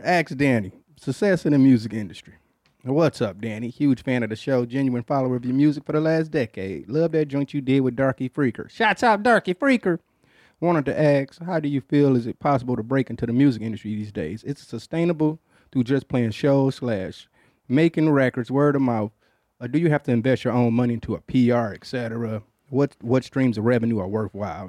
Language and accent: English; Detroit, Michigan, United States; I'm from Detroit